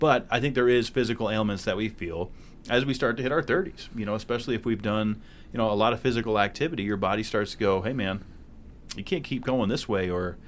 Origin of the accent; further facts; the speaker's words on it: New Hampshire, United States; You know, I grew up on Lake Winnipesaukee, New Hampshire's most beautiful lake.